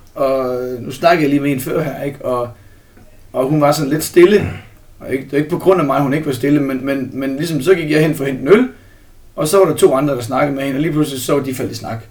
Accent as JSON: {"language": "Danish", "town": "Herning", "region": "Central Denmark Region", "country": "Denmark", "said": "nu kommer jeg fra Herning, så der er jeg meget i Herning og Holstebro og Ikast"}